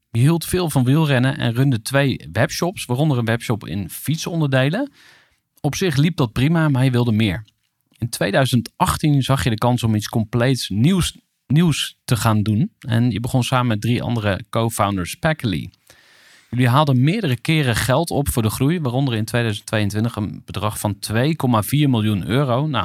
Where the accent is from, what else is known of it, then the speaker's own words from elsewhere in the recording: Amersfoort, Utrecht, Netherlands; Waar ben je geboren? Amersfoort.